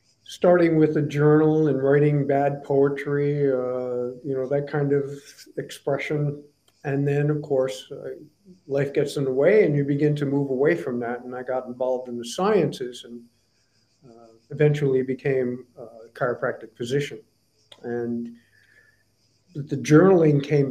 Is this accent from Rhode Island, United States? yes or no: yes; Providence, Rhode Island, United States; moved away as an adult; also born or lived in Canada; now in Florida, United States; I was born in Providence, Rhode Island, the smallest state of the Union, in 1949, in a snowstorm, according to my mom. And I was brought up there